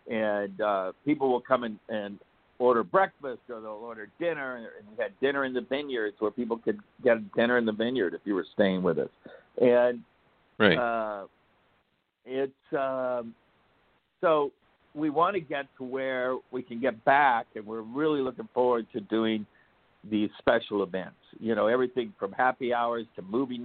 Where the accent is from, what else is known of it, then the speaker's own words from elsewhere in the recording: Midwest, United States; moved away as an adult; now in California, United States; We grew up in the Midwest, Tammy and I, so we're used to rain and snow and storms and all of that.